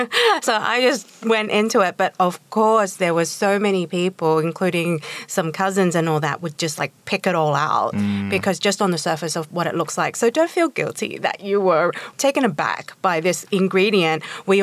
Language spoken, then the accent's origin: English; Australia; moved away; I grew up in Australia